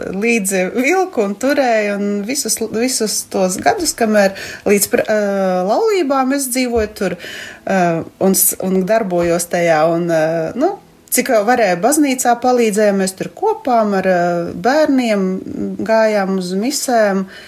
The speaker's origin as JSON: {"language": "Latvian", "town": "Ilūkste", "region": "Augšdaugava Municipality", "country": "Latvia", "said": "esmu no Ilūkstes"}